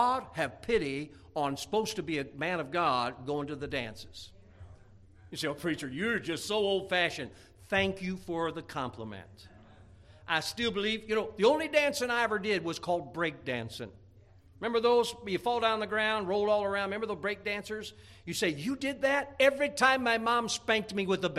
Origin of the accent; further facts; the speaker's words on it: Indiana, United States; moved away; growing up in Indiana